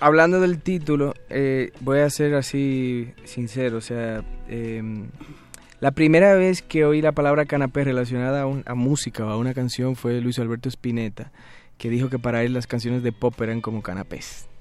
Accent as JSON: {"language": "Spanish", "country": "Dominican Republic", "also_born_or_lived": "Spain", "moved": "yes", "lives_now": "Mexico City, Mexico", "said": "yo soy dominicano"}